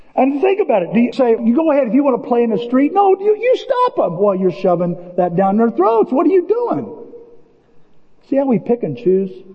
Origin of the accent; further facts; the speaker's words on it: Illinois, United States; I'm from Illinois.